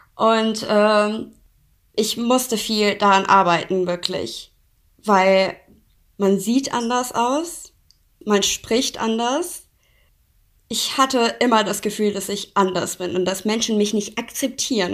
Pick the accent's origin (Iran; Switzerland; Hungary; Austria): Iran; German is a second language; moved away as an adult; now in Germany; ich bin im Iran geboren, ich bin im Iran aufgewachsen, bis ich 19 war.